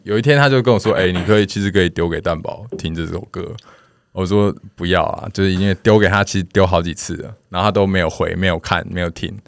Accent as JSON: {"language": "Chinese", "country": "Taiwan", "accent": "Taiwanese Hokkien accent", "first_language": "Taiwanese Hokkien", "second_language": "Chinese", "said": "我有台语腔"}